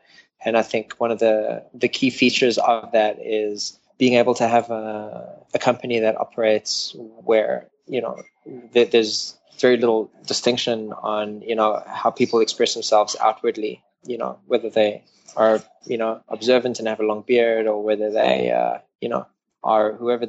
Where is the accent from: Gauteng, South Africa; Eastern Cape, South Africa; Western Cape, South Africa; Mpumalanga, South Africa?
Gauteng, South Africa; Knoppies Lachter; moved away as an adult; now in United States; About an hour out of Johannesburg, on a farm area that was about an hour from the city, called Knoppies Lachter, which, pretty much no one knows about.